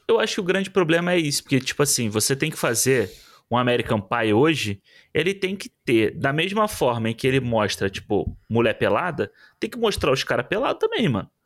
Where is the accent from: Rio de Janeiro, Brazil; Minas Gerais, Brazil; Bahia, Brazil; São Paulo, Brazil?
Rio de Janeiro, Brazil; Como carioca